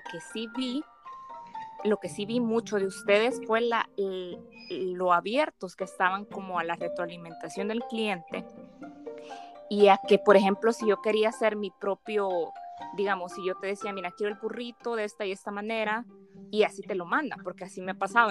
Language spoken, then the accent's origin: Spanish; El Salvador; soy salvadoreña